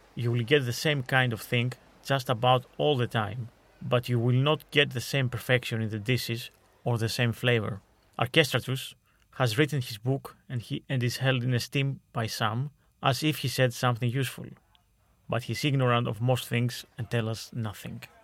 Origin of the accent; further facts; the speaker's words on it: Veria, Central Macedonia, Greece; moved away; my hometown in Veria, in Greece.